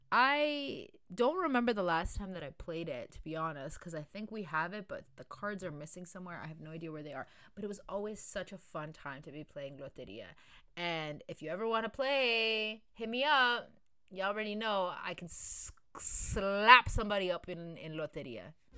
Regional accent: Mexico; I'm from Mexico

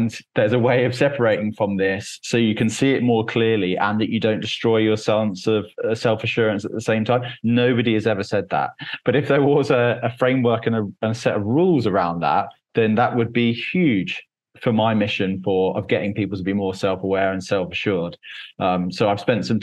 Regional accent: Cambridge, East of England, United Kingdom; Cambridge in England

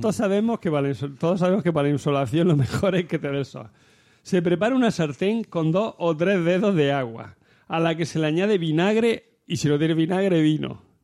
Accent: Almería, Andalusia, Spain; de allí, del mi pueblo, de Almería

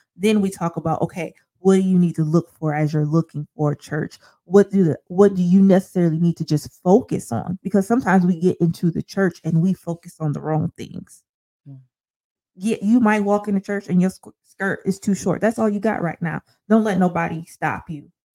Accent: Sandusky, Ohio, United States; now in Toledo, United States; I grew up in Sandusky, went to the same church all my life

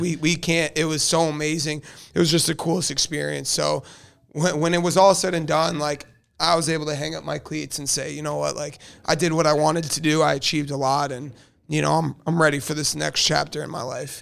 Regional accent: South Florida, United States; also born or lived in Delaware; I'm a Florida kid. I'm, you know, I grew up in South Florida

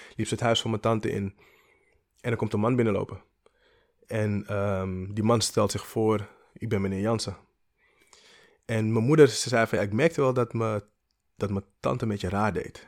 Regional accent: Amsterdam, North Holland, Netherlands; in Amsterdam, in de pijp

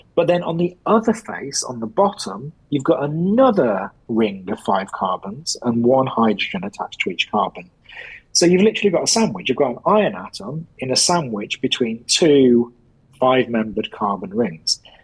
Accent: England, United Kingdom; being English and being a football supporter

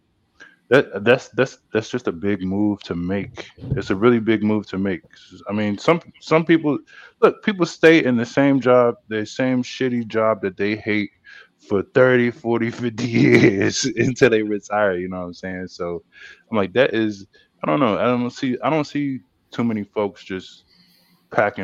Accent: South Carolina, United States; I was born in South Carolina

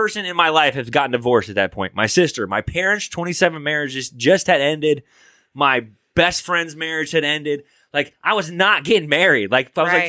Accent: Michigan, United States; moved away; also born or lived in Indiana / Illinois; He still lives in the house. We grew up in Michigan.

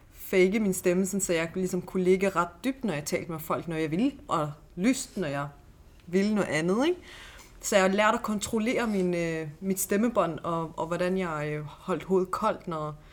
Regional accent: Vollsmose, Southern Denmark, Denmark; jeg har jo selv øh, vokset op i Volsmose, hvor jeg har haft dialekt og lidt accent og sådan noget.

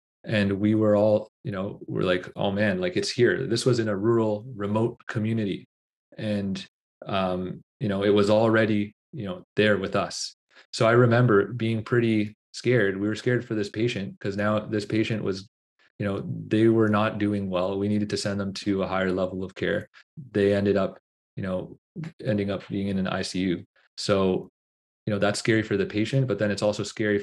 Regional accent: Toronto, Ontario, Canada; my own personal experiences growing up in Scarborough

